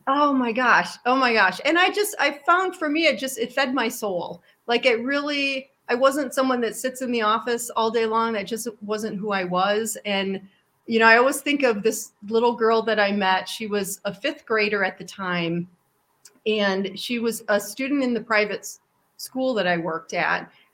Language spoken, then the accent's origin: English; New York, United States; I grew up in New York State